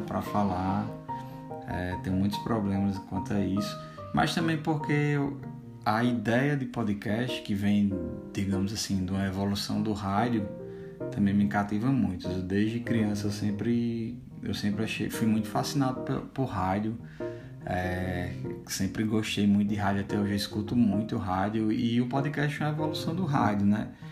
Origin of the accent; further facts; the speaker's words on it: Currais Novos, Rio Grande do Norte, Brazil; now in Campinas, Brazil; Nós somos do interior do Rio Grande do Norte, é bom também a gente comentar isso, né? De Currais Novos, uma cidade no Seridó